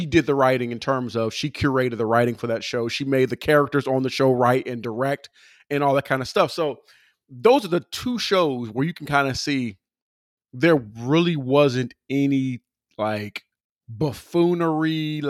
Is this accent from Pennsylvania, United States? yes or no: yes; Philadelphia, Pennsylvania, United States; We're both from Philly.